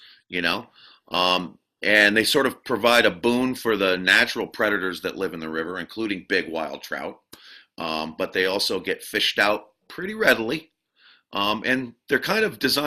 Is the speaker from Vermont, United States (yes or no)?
yes; Barnard, Vermont, United States; also born or lived in Randolph, Vermont; I was born in Randolph, and I grew up in a town called Barnard, which is a little town kind of north of Woodstock, Vermont